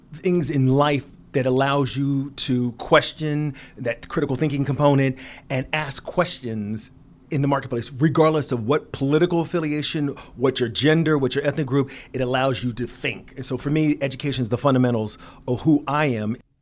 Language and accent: English; Philadelphia, Pennsylvania, United States; an inner city kid growing up in Philadelphia